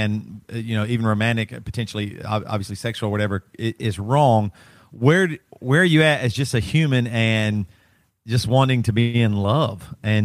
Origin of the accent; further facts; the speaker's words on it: South Carolina, United States; growing up, I'm in South Carolina, and growing up in the South